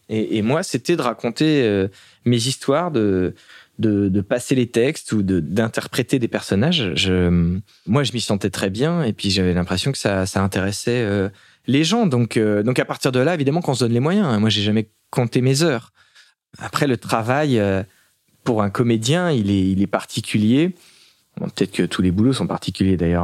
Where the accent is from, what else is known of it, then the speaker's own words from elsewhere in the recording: La Turballe, Pays de la Loire, France; also born or lived in Nantes; now in Paris, France; j'ai grandi à La Turballe. Je, même si je suis né à Nantes